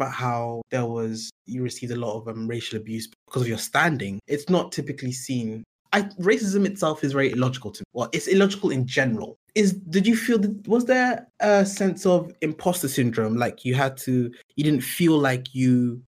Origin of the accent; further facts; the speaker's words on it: United Kingdom; I'm British